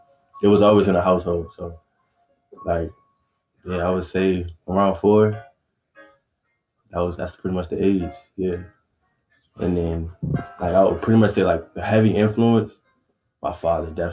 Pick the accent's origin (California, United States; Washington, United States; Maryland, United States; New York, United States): Maryland, United States; I'm from Maryland